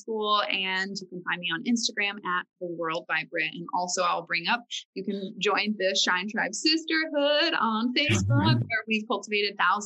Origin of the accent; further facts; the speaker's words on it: Farmersville, Texas, United States; I grew up in Farmersville, Texas